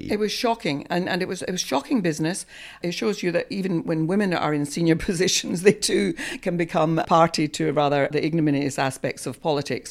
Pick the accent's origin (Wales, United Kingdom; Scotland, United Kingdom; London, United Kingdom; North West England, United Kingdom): Scotland, United Kingdom; Scot; moved away; I have practiced for many years at the English Bar, despite being a Scot